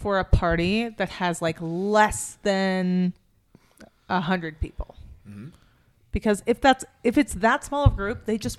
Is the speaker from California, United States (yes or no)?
yes; California, United States; I grew up there. I grew up in California.